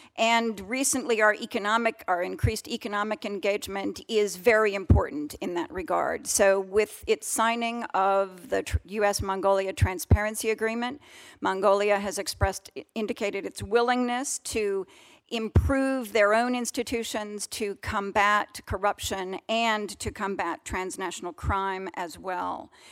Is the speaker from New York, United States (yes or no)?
no; Colorado, United States; Denver, in my home state of Colorado